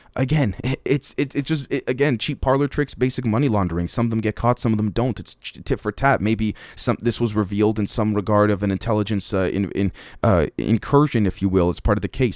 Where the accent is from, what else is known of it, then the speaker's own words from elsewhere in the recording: Canada; me being a Canadian here in the West